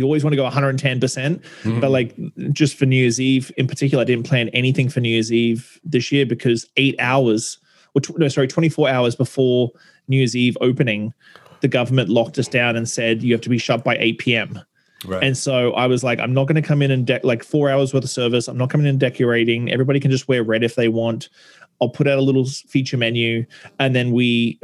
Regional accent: Australia; moved away as an adult; also born or lived in England / Brisbane, Australia; now in Victoria, Canada; I was born in England, grew up in Australia, and started my career in 1997 in Brisbane

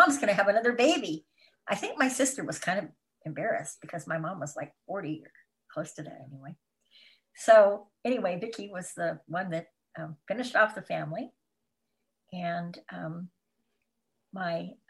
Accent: Tacoma, Washington, United States; moved away as an adult; also born or lived in Mount Holly, New Jersey / California / Idaho / Tennessee; now in Wisconsin, United States; Yes, I'm originally from Washington State. I grew up in Tacoma, Washington

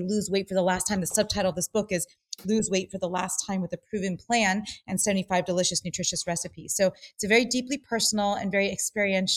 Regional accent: Los Angeles, California, United States; growing up in Los Angeles as a dancer and an actress

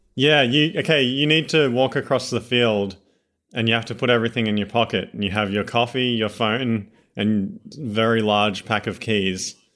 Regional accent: Australia; accent: Australian; This is genuine Australians. We're not just gonna drop this accent at any moment

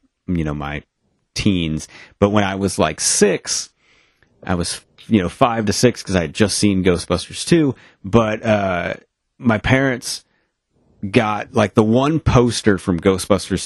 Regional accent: Maine, United States; I am from somewhere in Maine

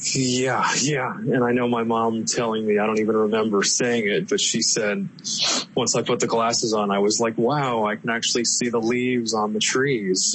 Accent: Palm Harbor, Florida, United States; I was uh, born and bred in the Tampa Bay area here in Florida. So I grew up in Palm Harbor

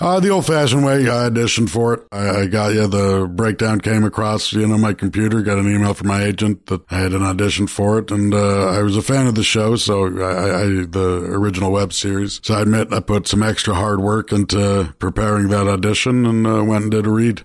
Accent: Toronto, Ontario, Canada; I grew up in Toronto

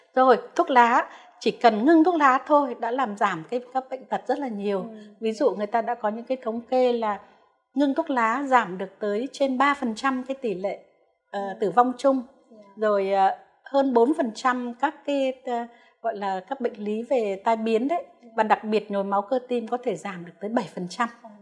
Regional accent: Vietnam

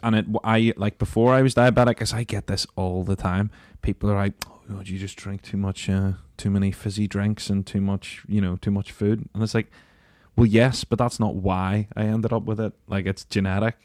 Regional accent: Northern Ireland, United Kingdom; being Northern Irish

